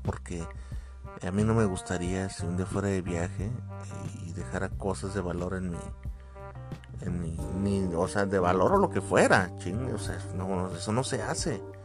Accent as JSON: {"language": "Spanish", "country": "Mexico", "said": "acá al menos en mi país"}